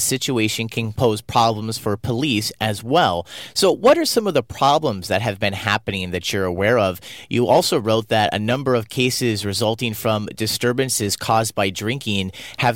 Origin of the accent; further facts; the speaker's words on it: United States; now in South Korea; As an American